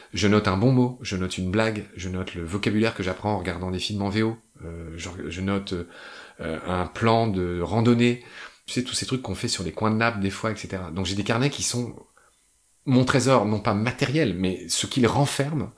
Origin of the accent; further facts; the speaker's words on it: France; moved away as an adult; also born or lived in Chile / Egypt; quand je suis rentré en France